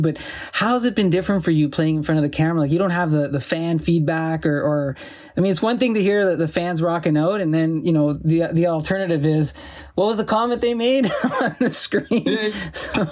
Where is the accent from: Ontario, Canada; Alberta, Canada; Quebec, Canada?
Ontario, Canada; Sault Ste. Marie; growing up in Sault Ste. Marie, and and it's a steel town